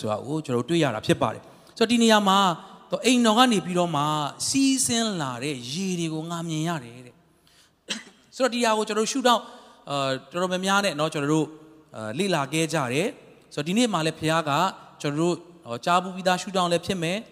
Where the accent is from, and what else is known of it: Monywa, Sagaing Region, Myanmar; born or raised there; moved away